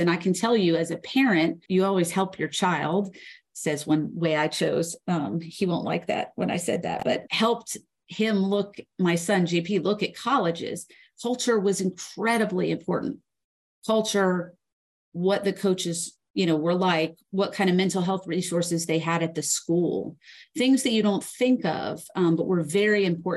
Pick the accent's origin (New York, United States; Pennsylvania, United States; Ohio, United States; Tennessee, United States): Tennessee, United States; Knoxville; also born or lived in Philadelphia; growing up in Knoxville, Tennessee